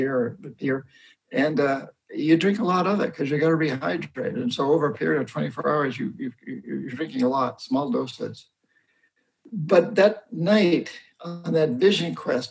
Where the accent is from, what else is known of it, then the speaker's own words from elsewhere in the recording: New Hampshire, United States; moved away as an adult; I grew up in New Hampshire. I come from roughly 300 years of Yankee Calvinist